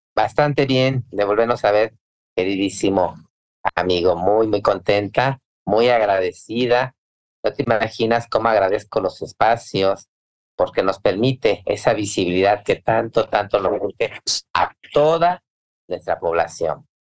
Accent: Veracruz, Mexico; Soy, soy veracruzana

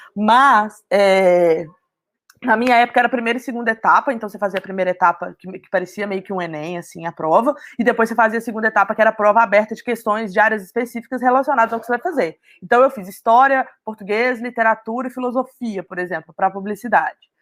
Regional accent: Belo Horizonte, Minas Gerais, Brazil; Eu sou de Minas, então é, eu tive a oportunidade, mesmo morando em BH, que é a capital

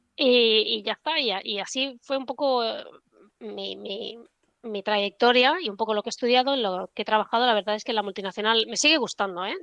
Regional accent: Barcelona, Catalonia, Spain; moved away as an adult; also born or lived in London; yo estudié en Barcelona, yo soy de Barcelona

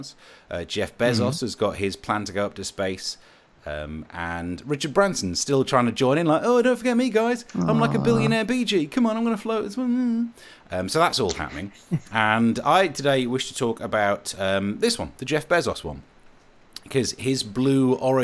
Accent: Midlands, United Kingdom; I am poor and I am from the Midlands.

